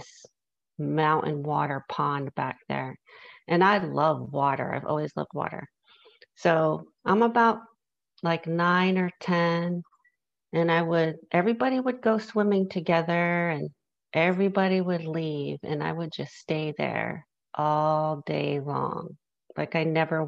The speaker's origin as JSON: {"language": "English", "town": "New York City", "region": "New York", "country": "United States", "tie": "born or raised there", "said": "I grew up in New York City"}